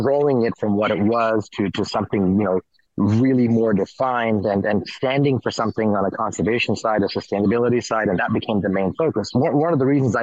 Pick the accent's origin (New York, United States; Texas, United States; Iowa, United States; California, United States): New York, United States; also born or lived in India / Kenya; I'm more New Yorker than I am anything else